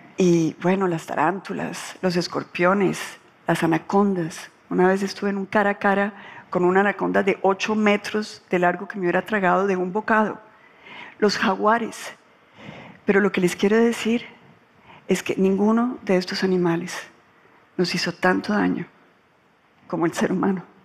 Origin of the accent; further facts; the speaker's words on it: Colombia; cuando yo ingresé a la política en Colombia, yo pensé que yo aguantaba todas las temperaturas. Yo quería acabar con la corrupción en mi país